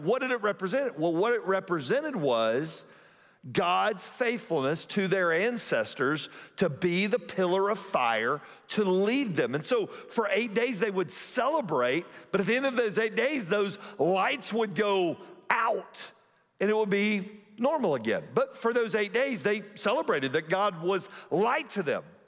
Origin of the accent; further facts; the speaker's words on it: Atlanta, Georgia, United States; growing up in Atlanta, if you grew up in Atlanta in the nineteen eighties